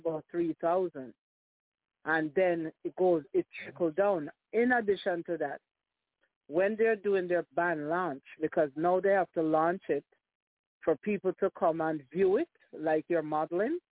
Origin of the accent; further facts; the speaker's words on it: Jamaica; as a Jamaican